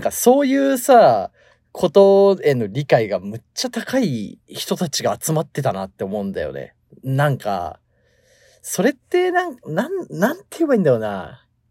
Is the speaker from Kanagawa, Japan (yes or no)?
no; Tokyo, Japan; moved away as an adult; now in Los Angeles, United States; 東京生まれ東京育ちっていうのもあるんだけど